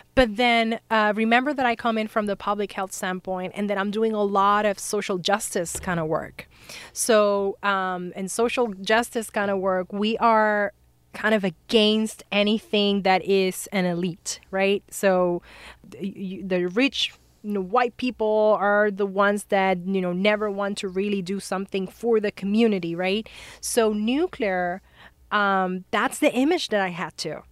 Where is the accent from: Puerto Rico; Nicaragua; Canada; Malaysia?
Puerto Rico; moved away; we are born and raised in Puerto Rico